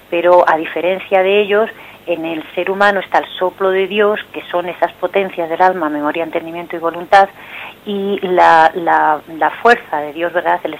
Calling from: Madrid, Community of Madrid, Spain

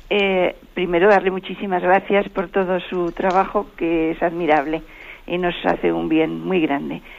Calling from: Teruel, Aragon, Spain; de Teruel.

